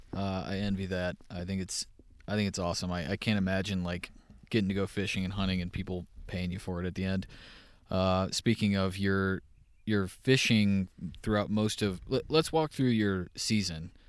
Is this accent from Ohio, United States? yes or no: no; Texas, United States; moved away; growing up in Texas